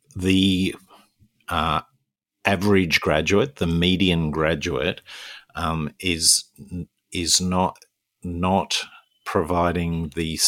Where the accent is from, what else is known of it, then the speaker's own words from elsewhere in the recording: Newcastle, New South Wales, Australia; moved away; back in Newcastle, my hometown